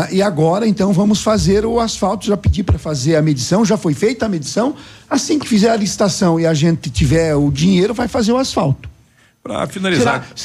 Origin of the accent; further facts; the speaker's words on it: Itapejara d'Oeste, Paraná, Brazil; moved away as an adult; now in Pato Branco, Brazil; eu sonhava em ser prefeito da minha terra natal, Itapejara do Oeste. Bom, eu vim trabalhar em Pato Branco em 85